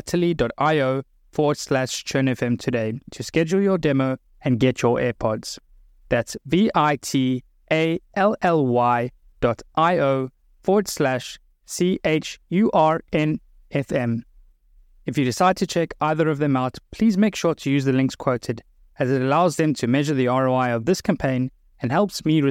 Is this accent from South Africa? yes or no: yes; South Africa; moved away; I grew up in South Africa, so I was fortunate to spend a lot of time in what we call the bush, like Americans call safari.